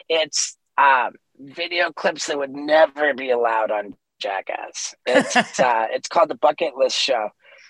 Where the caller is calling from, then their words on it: Los Angeles, California, United States; I am in Los Angeles.